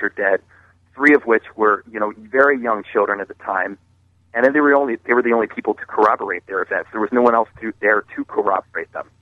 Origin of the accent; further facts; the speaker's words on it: Maryland, United States; I grew up in Maryland